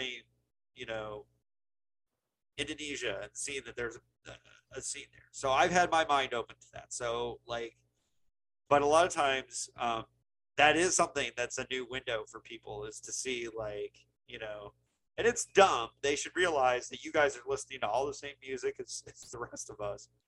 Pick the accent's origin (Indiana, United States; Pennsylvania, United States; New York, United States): Indiana, United States; Bloomington; I grew up in Indiana